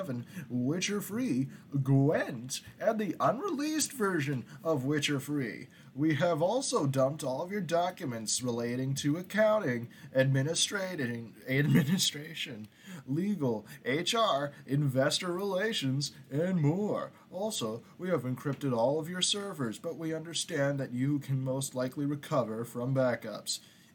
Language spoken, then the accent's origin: English; United States; I keep on saying project, but that's because of me being so American. So North American